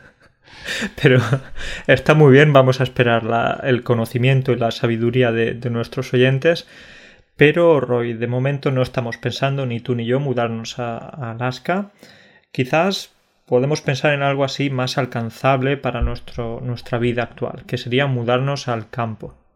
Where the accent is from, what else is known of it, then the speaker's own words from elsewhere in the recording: Andalusia, Spain; moved away; cuando vivía en mi pueblo de Andalucía, porque como sabes vivía en un pueblo de 700 habitantes